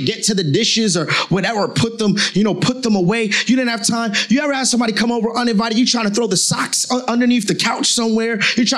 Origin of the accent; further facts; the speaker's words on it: Newark, New Jersey, United States; I was born and raised in Newark, New Jersey.